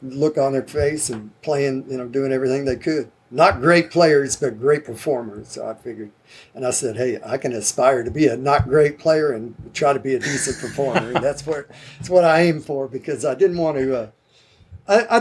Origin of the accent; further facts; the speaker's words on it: University Park, Texas, United States; also born or lived in Garland, Texas; I was born in Garland, and they moved me over to the Park Cities, Highland Park High School.